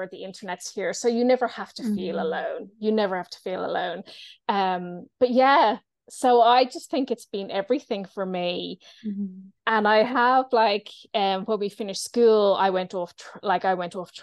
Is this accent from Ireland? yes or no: yes; Ireland; moved away; also born or lived in Edinburgh; I grew up in Ireland as a non-drinker.